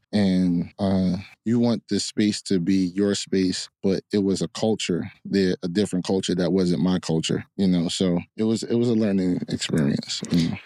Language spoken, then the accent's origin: English; Hillside, New Jersey, United States; also born or lived in Newark; I was raised in Hillside.